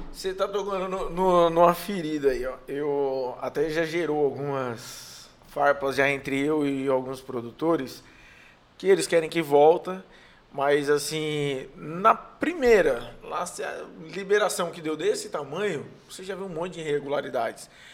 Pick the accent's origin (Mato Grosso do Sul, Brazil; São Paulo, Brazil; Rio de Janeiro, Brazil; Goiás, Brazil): São Paulo, Brazil; moved away as an adult; now in Ceará, Brazil; Eu sou paulista